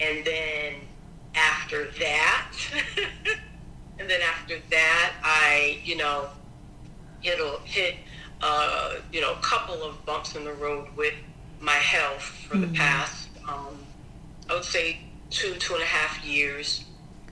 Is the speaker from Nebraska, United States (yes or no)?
no; Springfield, Massachusetts, United States; also born or lived in New Haven, Connecticut; I grew up here in Springfield, Massachusetts